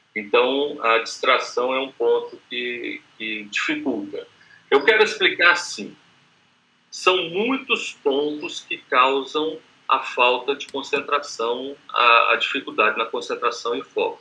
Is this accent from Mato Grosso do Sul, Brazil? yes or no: yes; Campo Grande, Mato Grosso do Sul, Brazil; o prefixo aqui é 67, que eu sou de Campo Grande, Mato Grosso do Sul